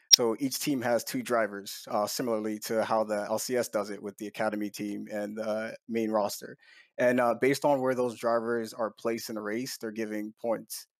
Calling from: Newark, New Jersey, United States; I'm calling from Newark, New Jersey, home of the Jersey Devils and Dignitas

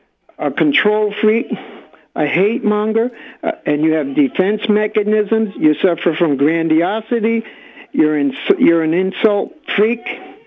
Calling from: New York City, New York, United States; I'm calling from Bay Ridge.

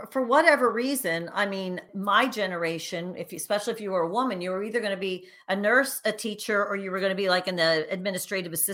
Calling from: Philadelphia, Pennsylvania, United States; I am actually just outside of Philadelphia, which in true Philadelphia fashion is dreary and cranky this time of year.

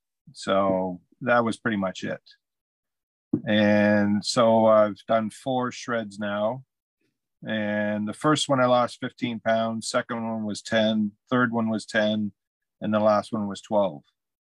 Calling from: Glen Huron, Ontario, Canada; It's I'm in a little hamlet called Glen Huron, Ontario, Canada.

